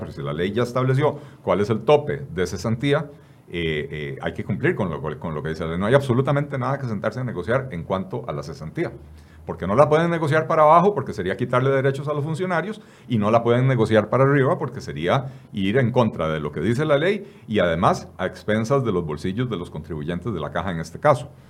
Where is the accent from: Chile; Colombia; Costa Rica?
Costa Rica; somos todos los costarricenses